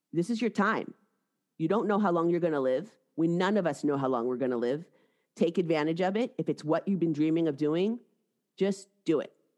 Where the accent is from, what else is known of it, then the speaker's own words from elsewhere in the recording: Seattle, Washington, United States; moved away as an adult; also born or lived in New York City; I'm from Seattle, and I had, I went east for undergraduate school and then law school, both in New York City